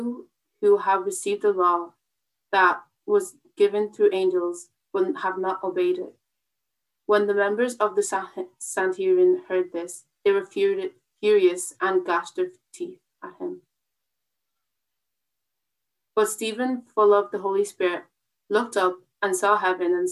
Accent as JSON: {"language": "English", "town": "Wexford", "region": "Leinster", "country": "Ireland", "said": "I'm from Wexford"}